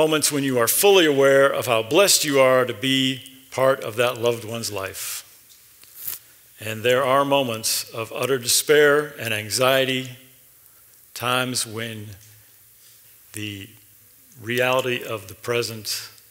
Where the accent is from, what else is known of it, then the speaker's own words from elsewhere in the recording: Ohio, United States; moved away as an adult; now in Memphis, United States; I grew up in Ohio